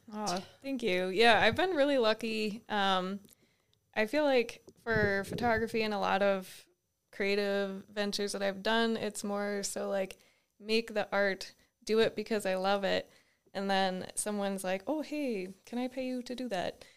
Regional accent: the Adirondacks, Northern New York, United States; moved away as an adult; also born or lived in Binghamton, New York; now in Butte, United States; where we grew up in the Adirondacks, it was so rural

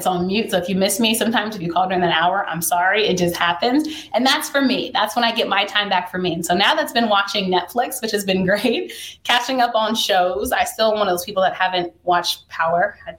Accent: DMV, United States; one to always put on for my hometown, you know, the 2-4-0, 3-0-1, like the DMV means so much to me because the DMV is who made me.

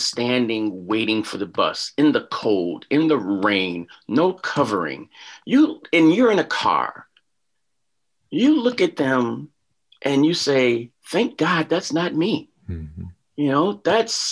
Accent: Chicago, Illinois, United States; moved away as an adult; also born or lived in Washington, District of Columbia, United States / Orlando / Houston / Tempe; I grew up in Chicago

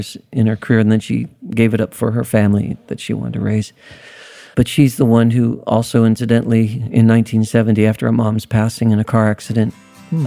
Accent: Youngstown, Ohio, United States; I was born in Youngstown, Ohio, Northside Hospital, in 1951, March

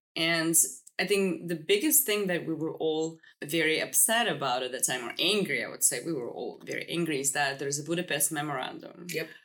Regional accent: Kyiv, Ukraine; first language Russian; English is a second language; moved away as an adult; now in United States; I was born in capital Kiev in the family of doctors

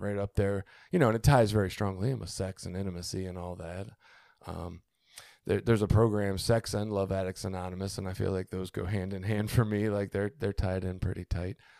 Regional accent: Baltimore, Maryland, United States; I grew up in Baltimore

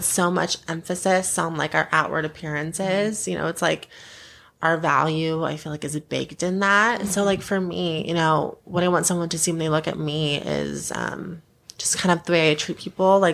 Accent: Rocklin, California, United States; growing up in Rockland

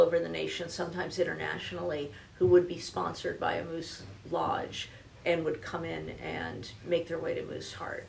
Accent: New Jersey, United States; also born or lived in Denver; now in Louisville, United States; I'm originally from New Jersey

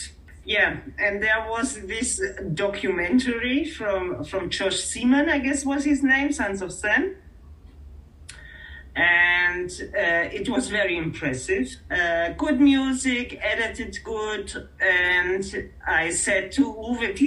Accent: Israel; I'm from Israel

